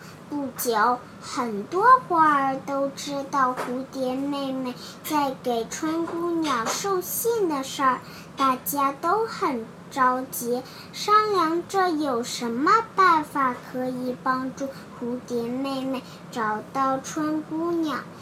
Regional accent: Hong Kong; 我来自香港

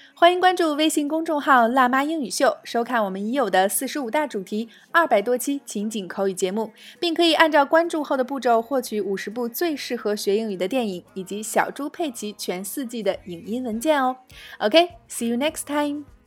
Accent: China; 我们中国人

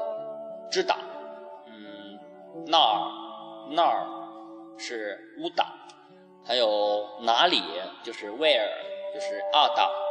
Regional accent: Xi'an, Shaanxi, China; 我西安人，

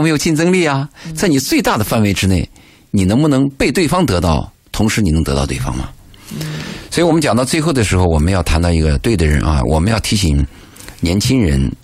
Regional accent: China; 我们中国人特别忌讳谈死

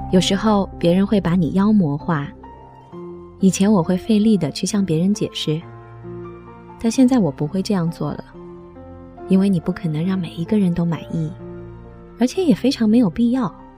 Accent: Qingdao, Shandong, China; now in Beijing, China; 我的 老家青岛

